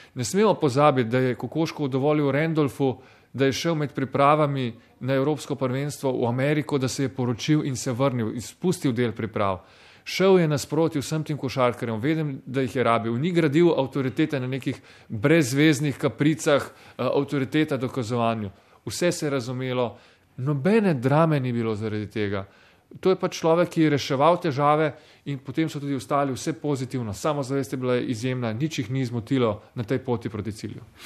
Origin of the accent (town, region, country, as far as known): Slovenia